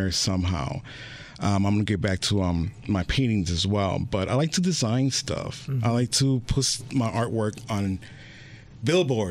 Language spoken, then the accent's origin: English; Milwaukee, Wisconsin, United States; also born or lived in West Allis, Wisconsin / New York; growing up in Milwaukee